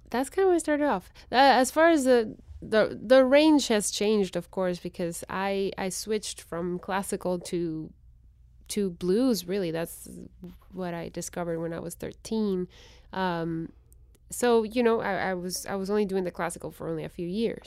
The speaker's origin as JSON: {"language": "English", "town": "Guatemala City", "region": "Guatemala Department", "country": "Guatemala", "tie": "born or raised there", "first_language": "Spanish", "second_language": "English", "moved": "as an adult", "said": "I was born and raised in Guatemala City."}